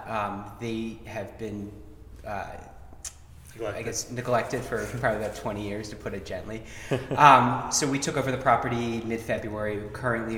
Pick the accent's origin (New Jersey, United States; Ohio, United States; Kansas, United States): New Jersey, United States; now in Asbury Park, United States; I grew up in South Jersey, by Philadelphia.